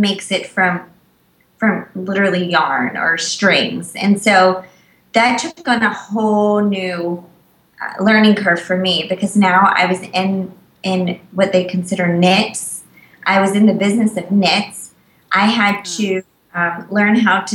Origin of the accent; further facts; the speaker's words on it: Virginia, United States; I'm from Virginia